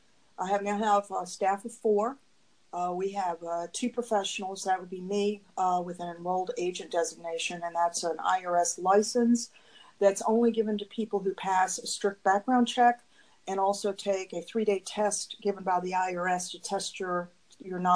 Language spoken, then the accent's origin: English; the South, United States; moved away as an adult; also born or lived in Washington, D.C.; I was born and raised in the South, and I lived a very traditional family